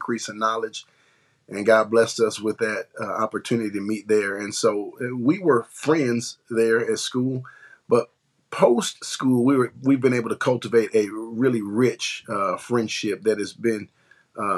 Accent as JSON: {"language": "English", "town": "Detroit", "region": "Michigan", "country": "United States", "tie": "born or raised there", "also_born_or_lived": "Memphis, Tennessee", "moved": "as an adult", "lives_now": "Benton, United States", "said": "I'm originally from Detroit, Michigan. I'm a native of Michigan. I lived there virtually my whole life until I moved to Memphis"}